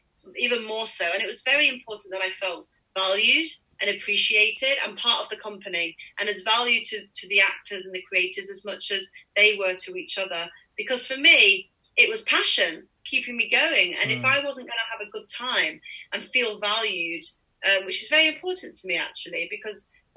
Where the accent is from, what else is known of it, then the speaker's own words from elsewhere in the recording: Manchester, North West England, United Kingdom; it was my hometown. I don't know if I said that, Manchester's